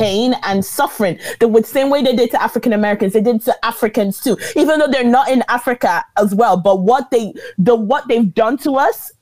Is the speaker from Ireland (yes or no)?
yes; Ireland; also born or lived in Nigeria; Even though I lived in Ireland all my life, I have an Irish passport